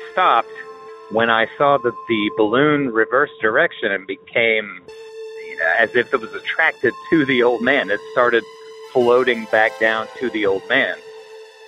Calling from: Oklahoma, United States; I'm calling you from Oklahoma

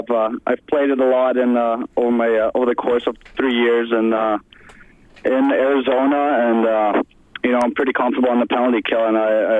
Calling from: Germany; I'm calling from Germany right now.

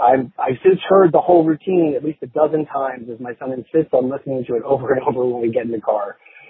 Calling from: Los Angeles, California, United States; Hey, Lovett. I'm calling in from Los Angeles.

